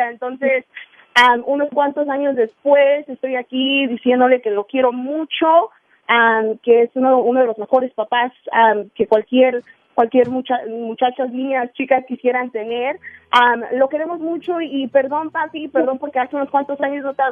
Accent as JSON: {"language": "Spanish", "country": "Mexico", "moved": "yes", "said": "cuando llegamos de México en el 98."}